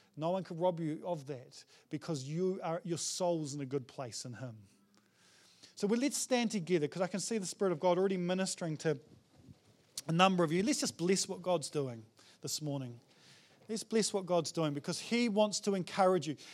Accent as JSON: {"language": "English", "country": "New Zealand", "said": "as a Kiwi guy"}